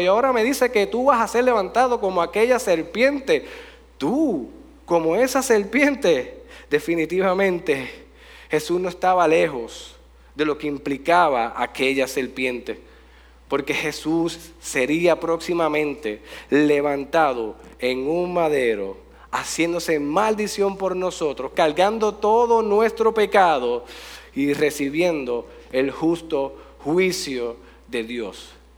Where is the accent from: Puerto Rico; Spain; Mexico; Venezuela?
Puerto Rico; Jayuya; gracias por visitar mi pueblo